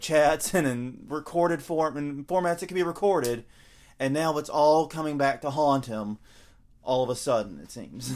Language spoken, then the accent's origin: English; the South, United States; accent: southern; a southerner here with my accent